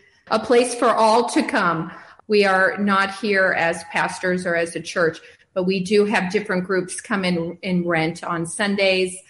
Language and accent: English; Chicago, Illinois, United States; moved away as an adult; now in Pasadena, United States; I was born in Chicago suburbs, and I lived there until I went to college, and I moved to California